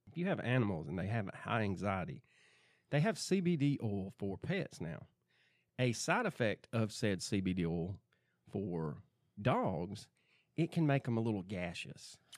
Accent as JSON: {"language": "English", "region": "Georgia", "country": "United States", "tie": "born or raised there", "said": "Growing up in the South, we don't keep track of that. We just in Georgia, you just hold your breath and the weather changes."}